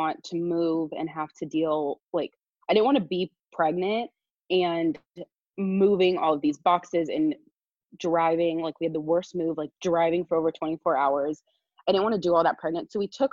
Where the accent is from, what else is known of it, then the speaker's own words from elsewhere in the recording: Southern California, United States; moved away as an adult; now in Eugene, United States; I'm from Southern California, and I moved to Eugene, Oregon.